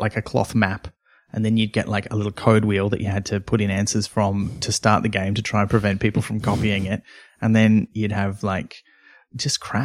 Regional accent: near Byron Bay, New South Wales, Australia; where I grew up near Byron Bay

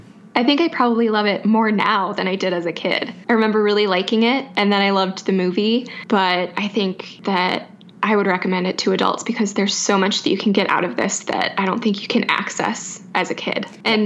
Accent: near Milwaukee, Wisconsin, United States; When I was growing up near Milwaukee, there's First Stage Children's Theater in town

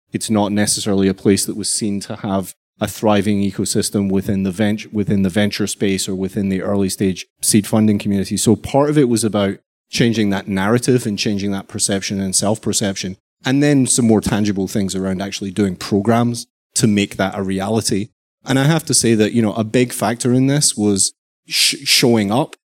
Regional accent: Glasgow, Scotland, United Kingdom; moved away; also born or lived in London / New York / Canada; I'm, I'm originally from Glasgow and spent a long time in London

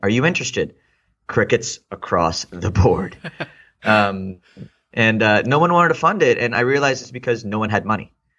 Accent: Houston, Texas, United States; also born or lived in India / Austin, Texas; I lived in Houston from the sixth grade. Uh, it pretty much, I, for all intents and purposes, I consider myself to be Houstonian

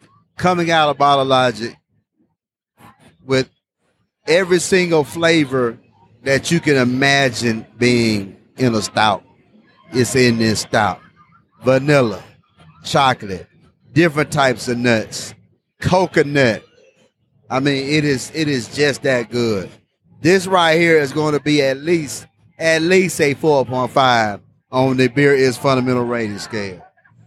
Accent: Orlando, Florida, United States; We're from the Orlando area.

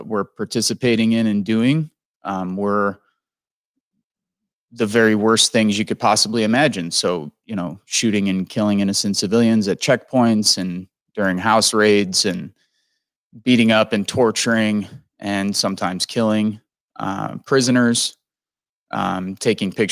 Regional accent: Midwest, United States; growing up in the Midwest, I was raised on all of those films

